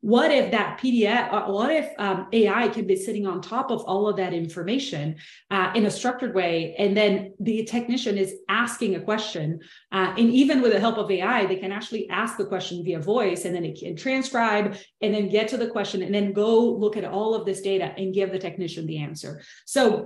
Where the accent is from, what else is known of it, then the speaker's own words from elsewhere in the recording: Brazil; English is a second language; moved away; I'm originally from Brazil, so I hope you enjoy the accent.